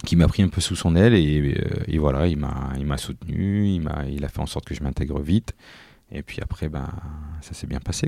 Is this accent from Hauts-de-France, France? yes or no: yes; Tourcoing, Hauts-de-France, France; je suis né à Tourcoing, j'étais un Tourquinois, donc j'habitais en face du stade Van de Vegat